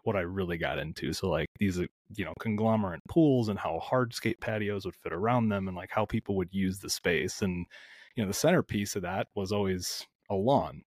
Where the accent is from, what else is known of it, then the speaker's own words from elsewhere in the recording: outside of the Twin Cities in Minnesota, United States; I am smack dab in the heart of the Midwest, uh, outside of the Twin Cities in Minnesota